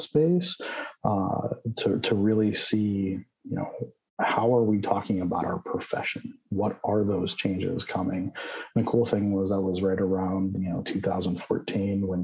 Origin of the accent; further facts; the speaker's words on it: Pittsburgh, Pennsylvania, United States; I grew up back in the Pittsburgh area, attended Duquesne for pharmacy school